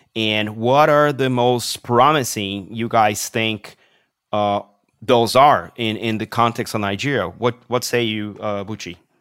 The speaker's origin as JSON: {"language": "English", "country": "Brazil", "said": "I come from Brazil"}